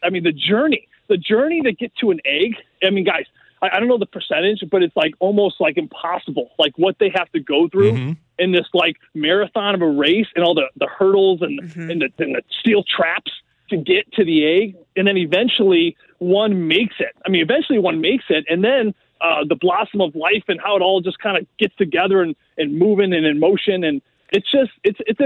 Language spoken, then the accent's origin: English; St. Louis, Missouri, United States; St. Louis